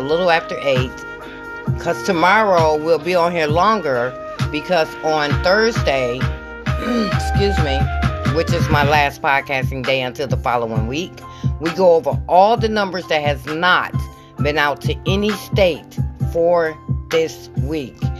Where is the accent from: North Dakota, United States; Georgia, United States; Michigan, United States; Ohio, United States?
Michigan, United States; I'm from Michigan